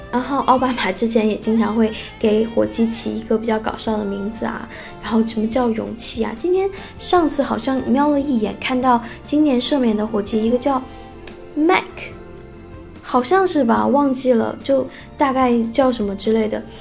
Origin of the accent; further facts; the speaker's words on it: China; 我们中国人